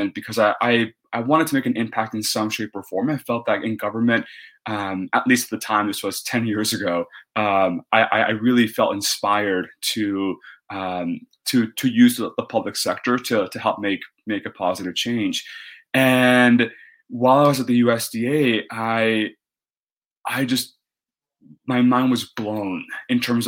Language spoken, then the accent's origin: English; Texas, United States; I grew up in Texas, and I'm Mexican by heritage